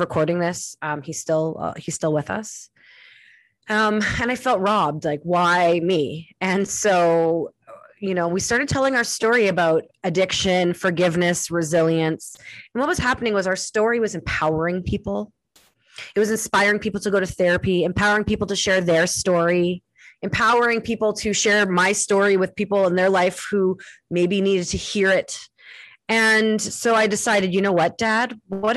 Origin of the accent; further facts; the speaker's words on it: Winnipeg, Manitoba, Canada; moved away; going back to my hometown in Winnipeg